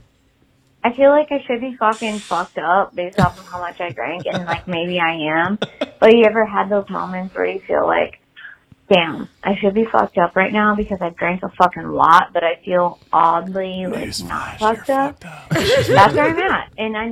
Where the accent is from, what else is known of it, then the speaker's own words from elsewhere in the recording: Michigan, United States; moved away; I'm from Michigan originally